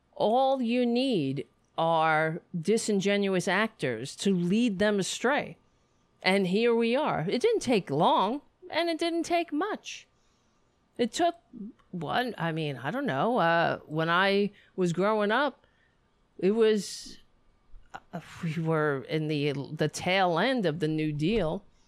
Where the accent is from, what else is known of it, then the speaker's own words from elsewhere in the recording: United States; as an American